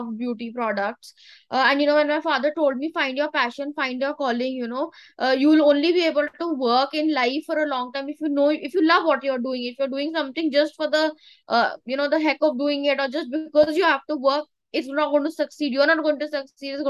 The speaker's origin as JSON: {"language": "English", "town": "Dehradun", "region": "Uttarakhand", "country": "India", "tie": "born or raised there", "said": "Dehradun in my hometown at my factory."}